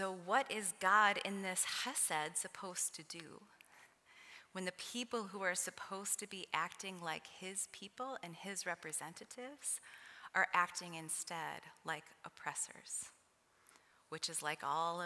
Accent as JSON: {"language": "English", "region": "Midwest", "country": "United States"}